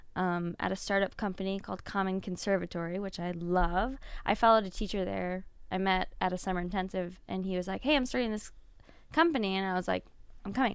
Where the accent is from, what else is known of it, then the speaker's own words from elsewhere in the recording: Fort Wayne, Indiana, United States; I am from Fort Wayne, born and raised.